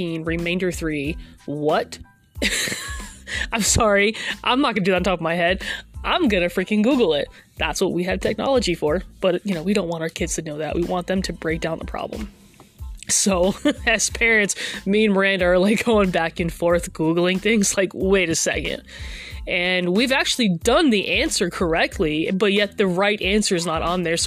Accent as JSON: {"language": "English", "region": "Massachusetts", "country": "United States", "moved": "yes", "lives_now": "Oklahoma, United States", "said": "I'm originally from Massachusetts"}